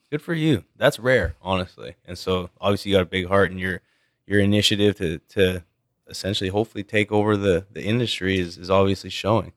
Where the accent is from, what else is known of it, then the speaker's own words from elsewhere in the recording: Canada; a Canadian like myself